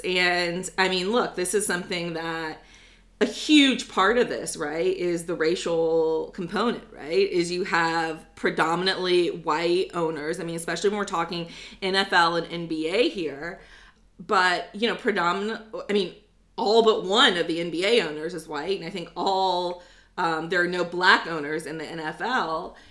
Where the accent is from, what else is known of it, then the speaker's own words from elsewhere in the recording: United States; I'm American